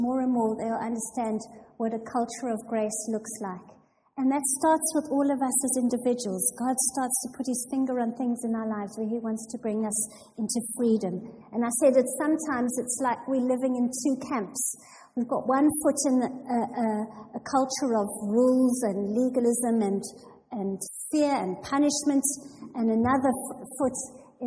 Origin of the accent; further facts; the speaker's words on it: South Africa; moved away as an adult; now in England; I was born and raised in a small town in South Africa